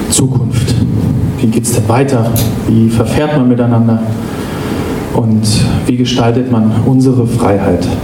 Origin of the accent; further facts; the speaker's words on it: Bavaria, Germany; now in Berlin, Germany; Ich komme aus Berlin, also eigentlich aus Bayern und als Bayer in Berlin merkt man relativ schnell, wie sich Ausländerfeindlichkeit anfühlt.